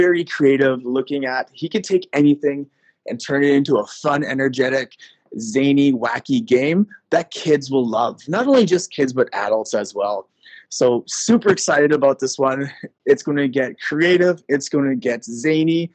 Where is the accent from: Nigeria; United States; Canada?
Canada; now in Macau; As a Canadian myself